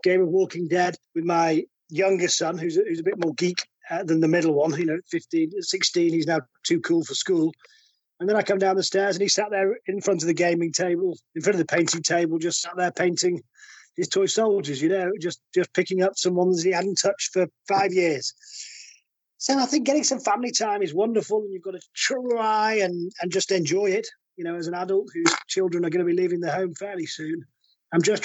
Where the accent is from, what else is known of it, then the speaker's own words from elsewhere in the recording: the north of England, United Kingdom; We're all northerners, and we're all poor up here